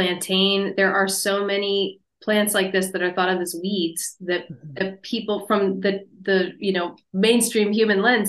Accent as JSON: {"language": "English", "region": "Pennsylvania", "country": "United States", "tie": "born or raised there", "said": "Japanese knotweed was growing in my backyard where I grew up in Pennsylvania"}